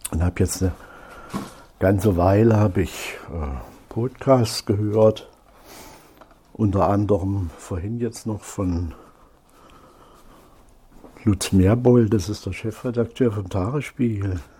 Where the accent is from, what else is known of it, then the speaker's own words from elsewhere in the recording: Thuringia, Germany; now in Berlin, Germany; ich bin nun schon so fast 25 Jahre hier in Berlin. Ich komme aus Thüringen, aus einer kleinen Kreisstadt bei Salzungen